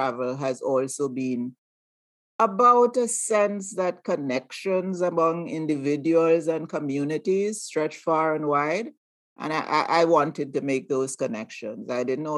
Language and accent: English; Grenada; also born or lived in Aruba; now in Maryland, United States; I was born on the island of Aruba, a Dutch colony to Grenadian parents. I grew up in Grenada.